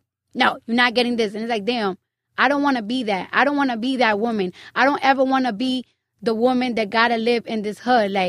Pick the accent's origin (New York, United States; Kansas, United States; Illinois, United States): New York, United States; Bronx; I'm from the Bronx.